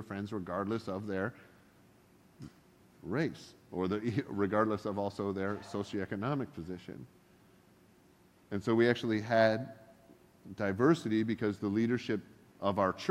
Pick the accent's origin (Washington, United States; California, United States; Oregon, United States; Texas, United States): Oregon, United States; I'm from Oregon